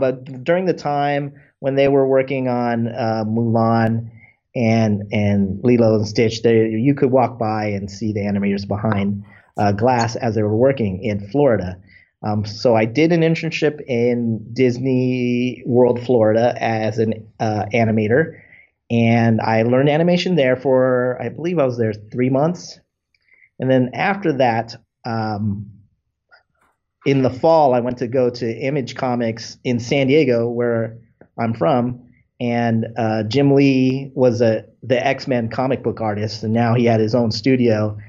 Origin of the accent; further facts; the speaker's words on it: Philippines; maybe this guy's Filipino. I'm Filipino. I could do this.